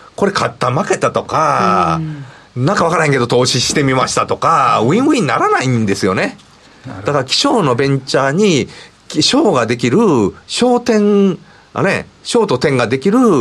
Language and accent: Japanese; Kansai, Japan; accent: Kansai-ben; だいぶちょっと関西弁出てるんですけど